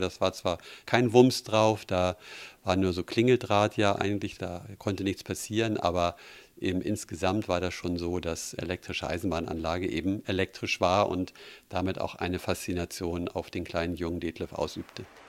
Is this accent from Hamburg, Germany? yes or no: yes; Hamburg, Germany; Ich bin ja in Hamburg aufgewachsen